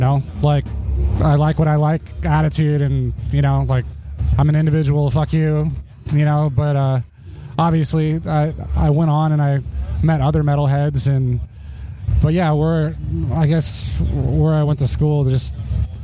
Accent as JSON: {"language": "English", "town": "Torrance", "region": "California", "country": "United States", "tie": "born or raised there", "said": "I grew up mostly in the South Bay, like Torrance area"}